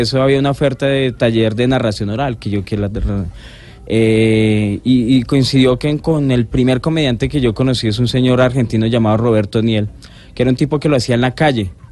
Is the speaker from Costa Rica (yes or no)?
no; Colombia